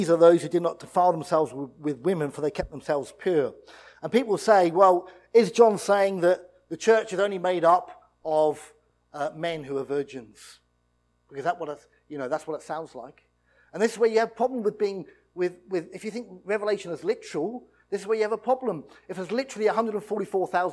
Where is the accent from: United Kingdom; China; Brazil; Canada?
United Kingdom; We're British, and we're in the church